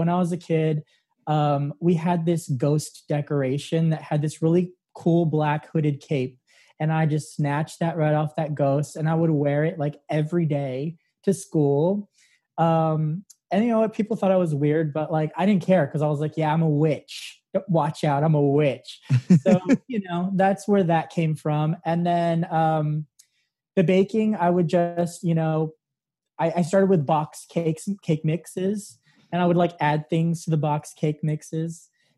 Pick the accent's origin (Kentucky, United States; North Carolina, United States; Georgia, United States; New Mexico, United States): New Mexico, United States; Santa Fe; Santa Fe, New Mexico.